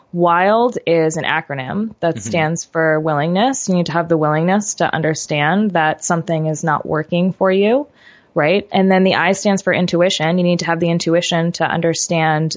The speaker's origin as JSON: {"language": "English", "region": "New York", "country": "United States", "tie": "born or raised there", "said": "I grew up in New York"}